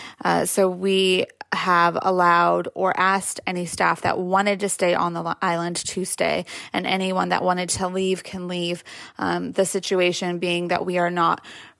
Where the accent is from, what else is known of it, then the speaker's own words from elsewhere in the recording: California, United States; moved away; my home state, California